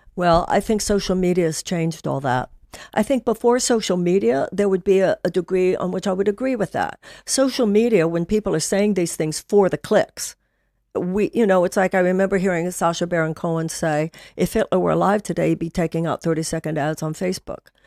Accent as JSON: {"language": "English", "town": "Houston", "region": "Texas", "country": "United States", "tie": "born or raised there", "said": "I grew up in Texas. I grew up in Houston"}